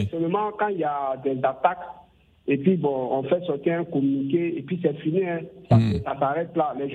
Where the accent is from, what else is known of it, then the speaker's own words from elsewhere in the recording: Burkina Faso; même chez nous au Burkina Faso